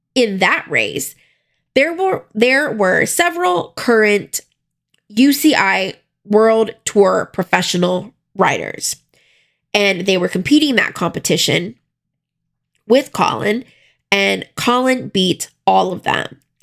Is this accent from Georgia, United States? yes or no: no; South Florida, United States; even though I grew up in South Florida